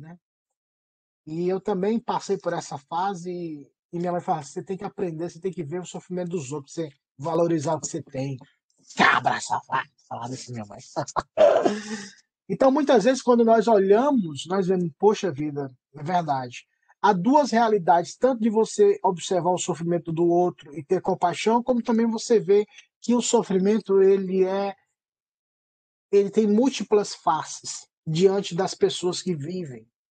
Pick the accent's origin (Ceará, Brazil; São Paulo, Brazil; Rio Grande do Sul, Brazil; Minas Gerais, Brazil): Ceará, Brazil; moved away; Eu sou cearense